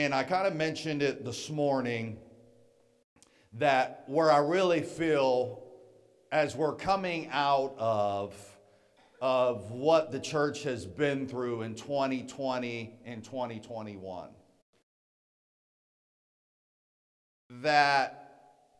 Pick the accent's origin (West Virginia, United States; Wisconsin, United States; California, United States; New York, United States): West Virginia, United States; moved away as an adult; also born or lived in Atlanta, Georgia; I'm born and raised in West Virginia